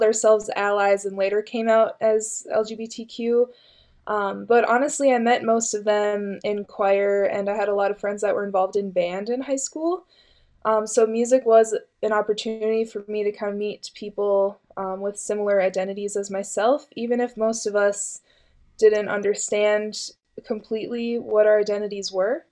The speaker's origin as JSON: {"language": "English", "town": "Cold Spring", "region": "Minnesota", "country": "United States", "tie": "born or raised there", "also_born_or_lived": "Morris, Minnesota / Waite Park, Minnesota", "said": "I grew up in central Minnesota in Cold Spring"}